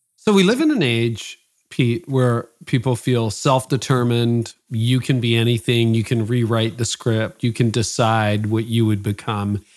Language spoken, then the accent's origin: English; Canada; my parents are both from Holland. I was born in Canada